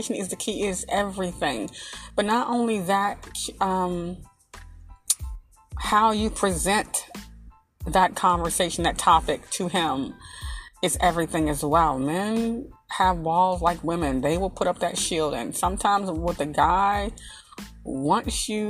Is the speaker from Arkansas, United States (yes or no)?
yes; Arkansas, United States; I'm from the country. I'm from Arkansas